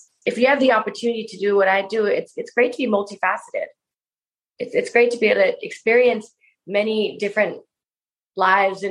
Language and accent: English; Bangkok, Thailand; I loved growing up in Bangkok